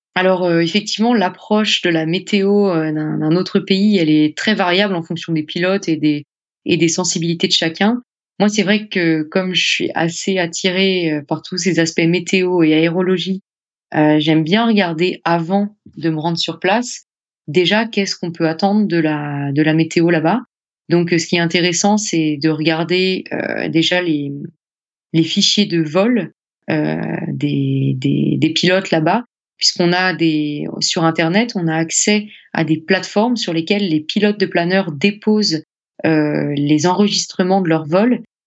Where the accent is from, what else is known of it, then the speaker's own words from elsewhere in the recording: France; chez nous, en France